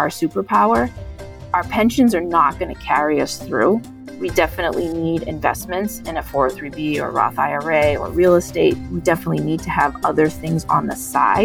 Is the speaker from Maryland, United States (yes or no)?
no; Lowell, Massachusetts, United States; I grew up in Lowell, Massachusetts, which is an urban city outside of Boston